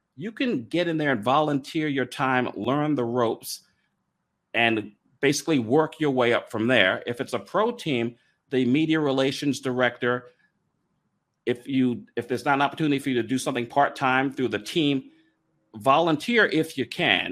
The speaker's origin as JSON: {"language": "English", "region": "New York", "country": "United States", "tie": "born or raised there", "also_born_or_lived": "Raleigh", "moved": "yes", "said": "I grew up in New York, a Yankees fan"}